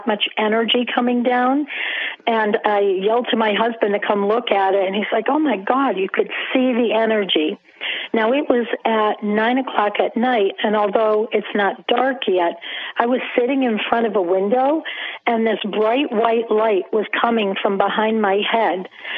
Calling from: Springfield, Massachusetts, United States; I'm calling from Springfield, Massachusetts.

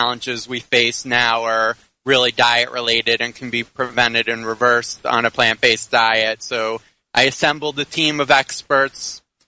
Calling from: Miami, Florida, United States; Right now I'm in Miami.

